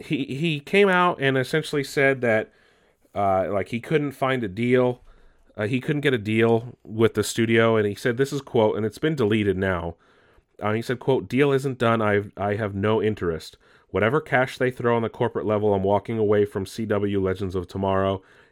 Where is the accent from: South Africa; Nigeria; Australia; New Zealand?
Australia; I use cuss words because I do, and I'm Australian. It's who I am.